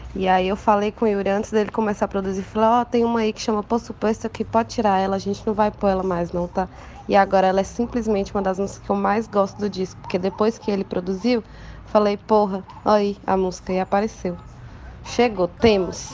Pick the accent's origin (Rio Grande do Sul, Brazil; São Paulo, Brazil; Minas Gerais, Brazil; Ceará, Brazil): Minas Gerais, Brazil; Taiobeiras; moved away as an adult; also born or lived in Montes Claros; do lugar que eu saí, de Taiobeiras